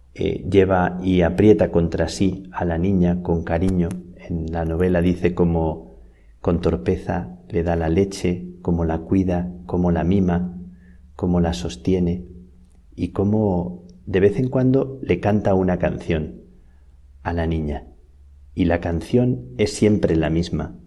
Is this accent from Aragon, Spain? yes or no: no; Salamanca, Castile and León, Spain; moved away as an adult; now in Madrid, Spain; Me acordaba de cuando salí de Salamanca hace unos doce años que recordaba las cigüeñas de mi tierra